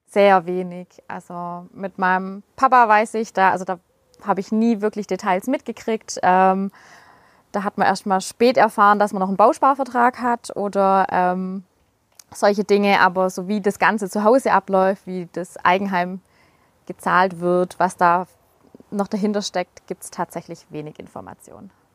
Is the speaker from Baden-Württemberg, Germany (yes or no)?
yes; Schorndorf, Baden-Württemberg, Germany; accent: Swabian; first language Swabian; komme aus dem Raum Schondorf